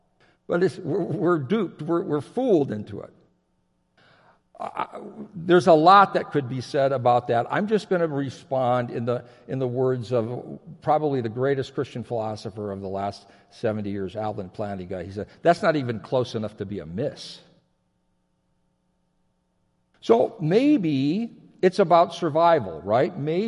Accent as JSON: {"language": "English", "country": "Japan", "tie": "born or raised there", "said": "I grew up in Japan. My folks were missionaries. I spent most of my adolescence there. I graduated from high school there."}